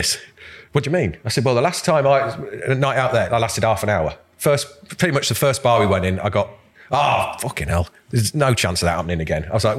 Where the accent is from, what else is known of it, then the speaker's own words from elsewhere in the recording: Stamford, East Midlands, United Kingdom; moved away; used to go back at my hometown, you know, where I was born and raised